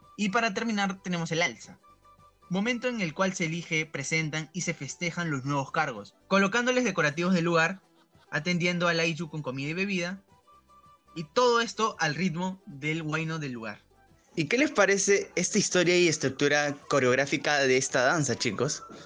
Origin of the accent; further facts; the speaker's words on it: Peru; nuestra identidad como peruanos